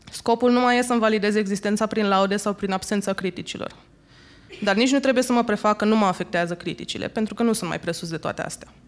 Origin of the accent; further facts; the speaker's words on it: Suceava, Suceava County, Romania; am încheiat o călătorie de 12 zile la Suceava, unde mi-am documentat familia și orașul natal